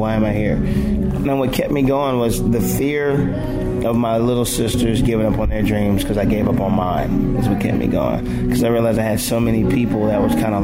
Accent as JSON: {"language": "English", "region": "Delaware", "country": "United States", "tie": "born or raised there", "said": "I grew up in Delaware"}